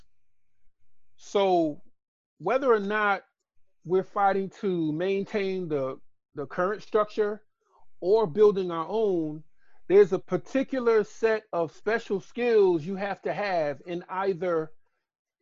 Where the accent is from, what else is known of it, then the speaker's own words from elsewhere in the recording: Boston, Massachusetts, United States; moved away as an adult; now in Baltimore, United States; Originally, I'm from Boston, and I was a transplant here, came through Morgan